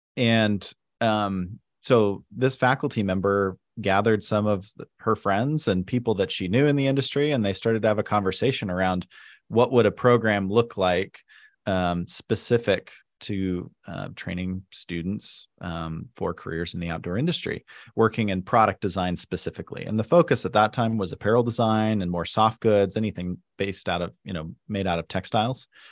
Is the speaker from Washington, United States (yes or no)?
no; South Jordan, Utah, United States; I grew up in Salt Lake in South Jordan, uh, specifically